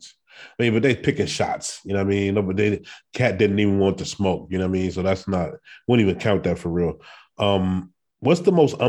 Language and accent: English; Cleveland, Ohio, United States; I'm a guy from Cleveland